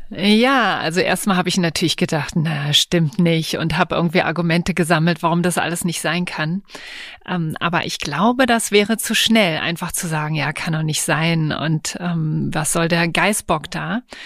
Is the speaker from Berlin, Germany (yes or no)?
yes; Berlin, Germany; ich bin zwar in Berlin auch äh, geboren und aufgewachsen